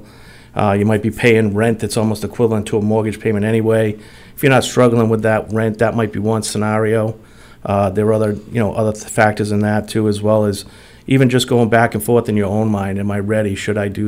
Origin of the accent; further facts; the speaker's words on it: Attleboro, Massachusetts, United States; I was born and raised here in Attleboro. I've been a lifelong resident for many years